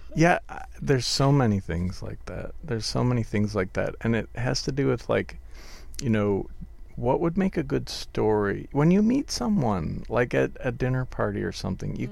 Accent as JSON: {"language": "English", "region": "Wisconsin", "country": "United States", "tie": "born or raised there", "also_born_or_lived": "London", "moved": "yes", "said": "I grew up in snowy Wisconsin, the land of the ice fishermen"}